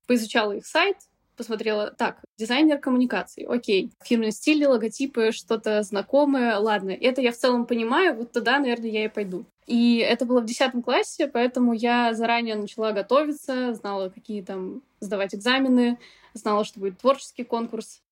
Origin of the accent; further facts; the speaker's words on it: Novosibirsk, Novosibirsk Oblast, Russia; moved away; also born or lived in Moscow / Kaş, Turkey; Живя в Москве, я вообще из Новосибирска